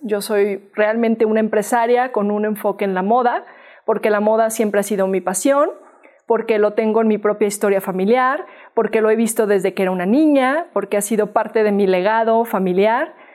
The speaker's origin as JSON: {"language": "Spanish", "country": "Mexico", "said": "soy una mexicana"}